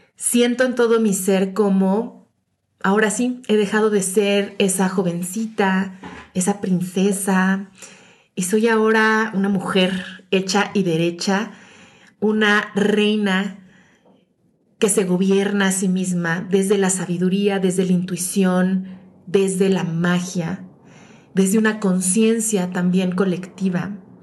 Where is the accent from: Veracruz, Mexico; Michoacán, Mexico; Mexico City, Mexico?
Mexico City, Mexico; moved away as an adult; regresé a la Ciudad de México, mi ciudad de origen